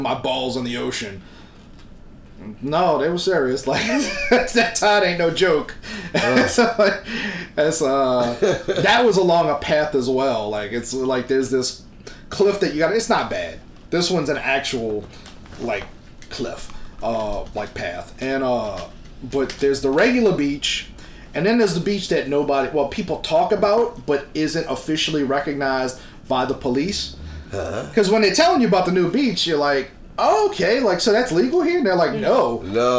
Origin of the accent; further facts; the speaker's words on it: New Orleans, Louisiana, United States; I'm from New Orleans.